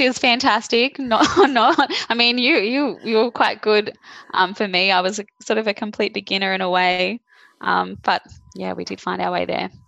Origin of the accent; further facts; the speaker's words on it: Caringbah, New South Wales, Australia; Born and bred.